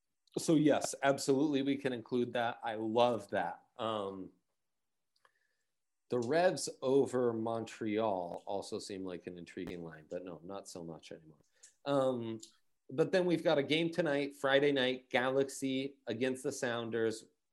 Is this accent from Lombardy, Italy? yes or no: yes; Milan, Lombardy, Italy; those are my my crosstown rivals where I grew up in Milan.